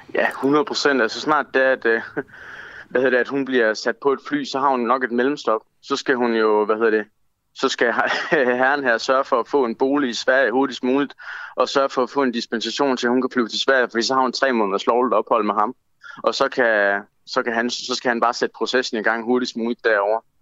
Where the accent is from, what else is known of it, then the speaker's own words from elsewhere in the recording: Denmark; jeg er EU-borger, fordi jeg er født og opvokset i Danmark, dansk statsborger